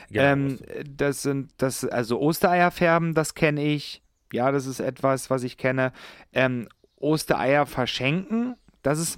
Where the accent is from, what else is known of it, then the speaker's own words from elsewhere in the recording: Upper Lusatia, Saxony, Germany; komme gebürtig aus der Oberlausitz